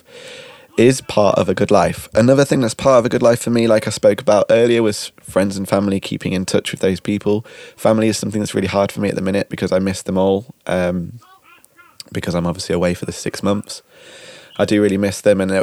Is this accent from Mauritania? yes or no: no; United Kingdom; now in Netherlands; we're British